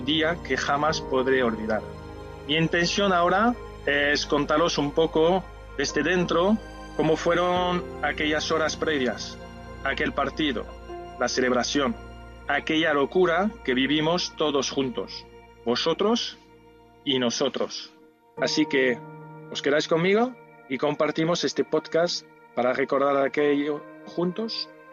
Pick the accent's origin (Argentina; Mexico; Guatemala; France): France; Spanish is a second language; moved away; also born or lived in Seville, Spain; Como ves por mi acento, no soy de aquí, o sí, porque me siento sevillista y también sevillano, nacido en Francia.